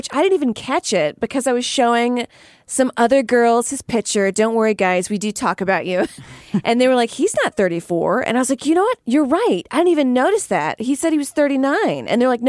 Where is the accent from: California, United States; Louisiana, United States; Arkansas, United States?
Louisiana, United States; I'm from Louisiana.